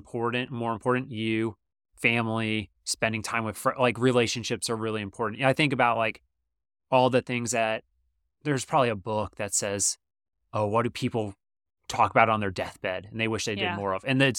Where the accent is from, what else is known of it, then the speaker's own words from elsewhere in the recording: Georgia, United States; Well, I'm from Georgia, so I like